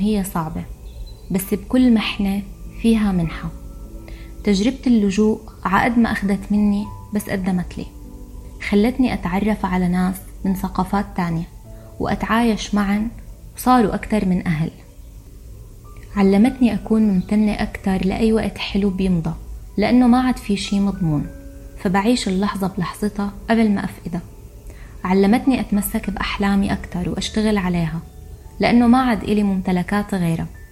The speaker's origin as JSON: {"language": "Arabic", "country": "Syria", "also_born_or_lived": "Egypt", "moved": "as an adult", "said": "لما طلعت من سوريا صرت لاجئة"}